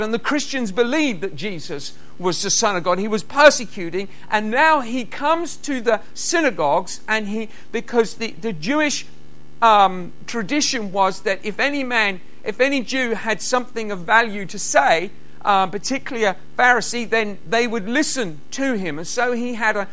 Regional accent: United Kingdom; being British, we have the privilege of just being allowed to speak our own language wherever we go

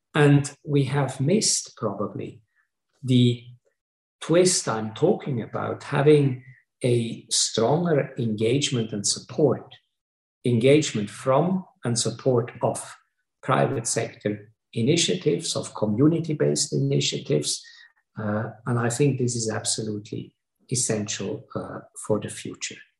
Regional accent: Switzerland; I come from Switzerland

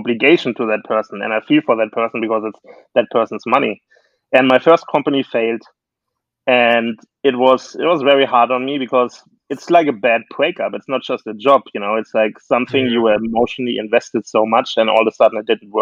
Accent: Germany; now in United States; I'm actually from Germany originally

